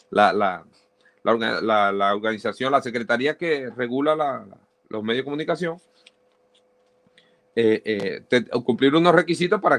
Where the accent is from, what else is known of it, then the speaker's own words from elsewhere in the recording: Maracaibo, Zulia, Venezuela; accent: maracucho; moved away as an adult; also born or lived in Barquisimeto; now in United States; trato de dar lo mejor de mí en cuanto al acento neutro, porque yo soy muy maracucho. Yo, a mí se me sale el molleja.